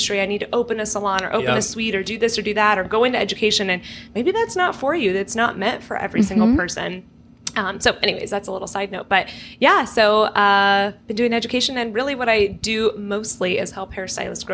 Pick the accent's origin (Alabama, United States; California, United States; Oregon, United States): California, United States; Orange County; born and raised in Orange County, California, which is where we are right now